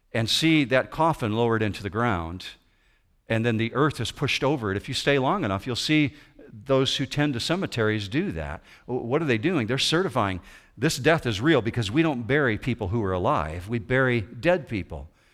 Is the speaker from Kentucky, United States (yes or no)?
no; west side of Michigan, United States; I grew up in the Christian Reformed community over on the west side of Michigan